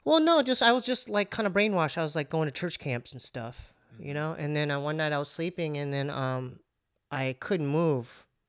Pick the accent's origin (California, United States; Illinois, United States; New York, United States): California, United States; Poway; we grew up in Poway